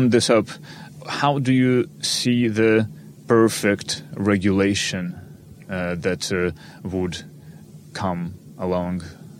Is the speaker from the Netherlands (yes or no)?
yes; Netherlands; I'm from Netherlands myself